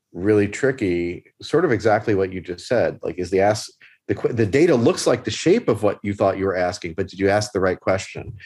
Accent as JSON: {"language": "English", "town": "Philadelphia", "region": "Pennsylvania", "country": "United States", "said": "as a Philadelphian, I speak too fast"}